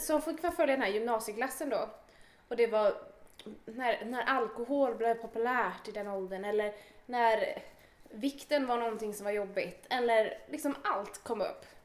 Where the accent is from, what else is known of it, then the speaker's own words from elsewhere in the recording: Åkersberga, Stockholm County, Sweden; jag är också född och uppväxt i Åkersberga